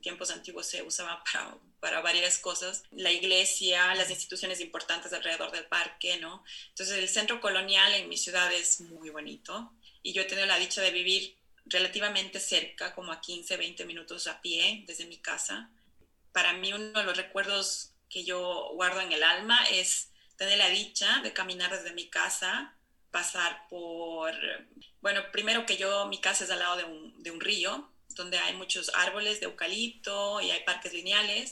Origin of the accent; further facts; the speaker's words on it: Cuenca, Azuay, Ecuador; moved away as an adult; also born or lived in Barcelona, Spain; now in Oslo, Norway; yo crecí en los Andes, ¿no? Que es muy alto. Mi ciudad está a 2.500 metros sobre el nivel del mar